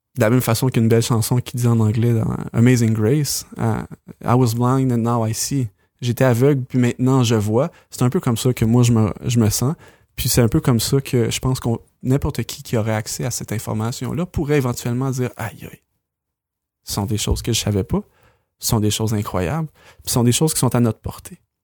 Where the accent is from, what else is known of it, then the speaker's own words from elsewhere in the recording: Quebec, Canada; on on est québécois